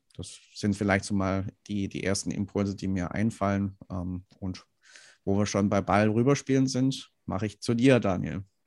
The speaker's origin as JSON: {"language": "German", "region": "Swabia", "country": "Germany", "said": "Ich komme aus dem Schwabenland, da ähm, sagt man ganz gern, ähm, nicht gemeckert ist genug gelobt."}